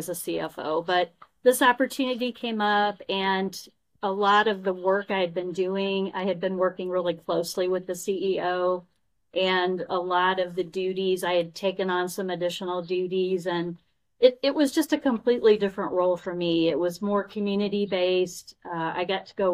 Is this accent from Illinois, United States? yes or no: yes; Belleville, Illinois, United States; moved away as an adult; I grew up in Belleville, so it was wonderful to come back to Illinois.